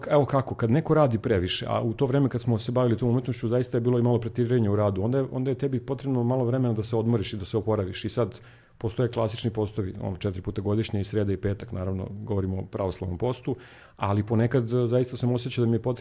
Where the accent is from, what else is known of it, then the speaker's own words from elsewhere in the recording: Sjenica, Zlatibor District, Serbia; moved away; also born or lived in Belgrade; ja sam eh, rođen u Beogradu, ali sam proveo detinstvo u Sjenici.